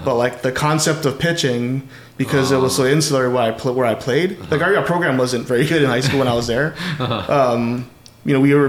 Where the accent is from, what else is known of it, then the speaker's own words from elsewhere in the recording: Wahiawa, Hawaii, United States; growing up in Wahiawa, you know, I had always gone to the schools in town.